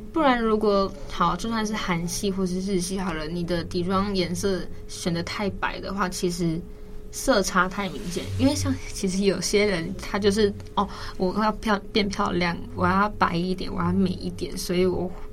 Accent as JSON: {"language": "Chinese", "country": "Taiwan", "said": "我们台湾人"}